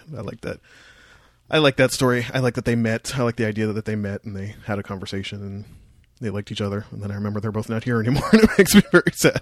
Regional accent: Windsor, Ontario, Canada; now in Toronto, Canada; I'm from Windsor.

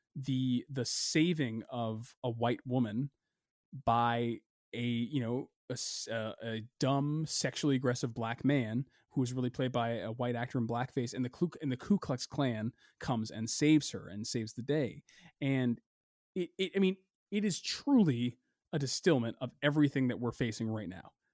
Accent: United States; we as a people, as a culture, as an American culture

